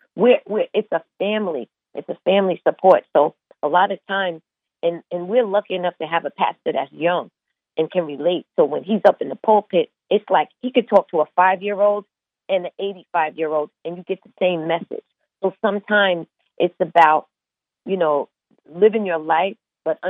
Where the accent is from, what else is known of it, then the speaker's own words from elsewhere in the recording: Long Island, New York, United States; we're from Long Island, like, that's a different breed than Brooklyn and Queens